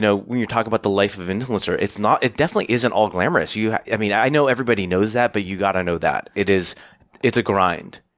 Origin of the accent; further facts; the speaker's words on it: United States; I'm Asian American